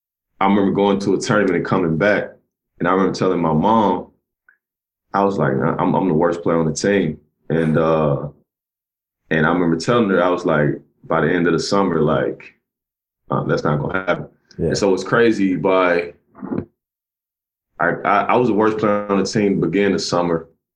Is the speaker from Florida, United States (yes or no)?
no; Cleveland, Mississippi, United States; I grew up in a little small town called Cleveland, Mississippi. Mm-hmm. Grew up in a trailer park, and grew up in an area called the Mississippi Delta.